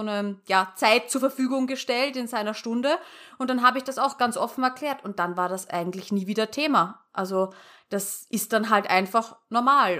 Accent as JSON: {"language": "German", "country": "Austria", "said": "ich komme ja aus Österreich und hört man wahrscheinlich"}